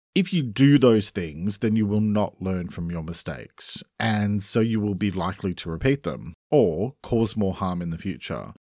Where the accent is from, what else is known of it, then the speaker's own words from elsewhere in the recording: Australia; I'm an Australian writer and speaker